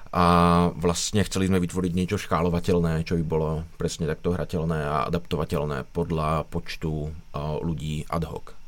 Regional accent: Žilina, Žilina Region, Slovakia; v Žilině, odkud pocházím

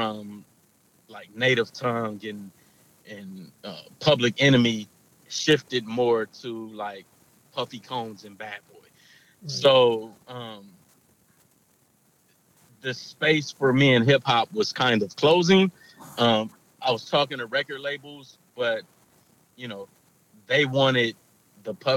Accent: Los Angeles, California, United States; Los Angeles, kind of all over Los Angeles

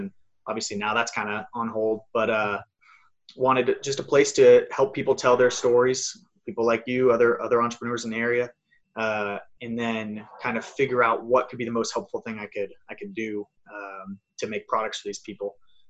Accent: Los Angeles, California, United States; I'm from Los Angeles.

